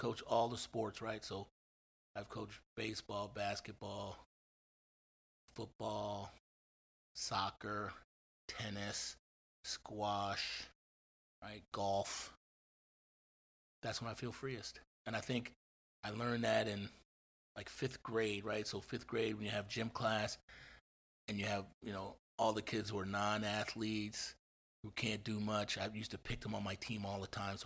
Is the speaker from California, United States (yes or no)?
no; Kingsbury, Indiana, United States; now in Hanover, United States; growing up in Indiana